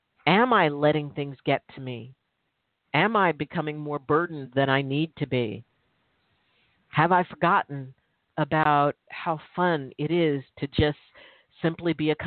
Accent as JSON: {"language": "English", "town": "Milpitas", "region": "California", "country": "United States", "tie": "born or raised there", "said": "I grew up in Milpitas, California, which back then it was considered pretty rural, pretty country"}